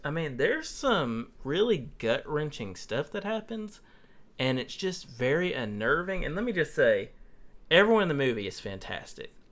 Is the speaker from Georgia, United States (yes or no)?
yes; Toddleton, Georgia, United States; had most of his, you know, younger years growing up on Toddleton, Georgia